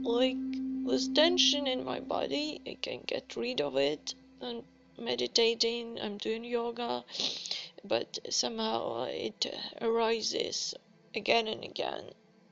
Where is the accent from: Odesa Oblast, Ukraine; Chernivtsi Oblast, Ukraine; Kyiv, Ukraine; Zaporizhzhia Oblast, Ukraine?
Kyiv, Ukraine; moved away as an adult; now in Warsaw, Poland; I am from Kiev, Ukraine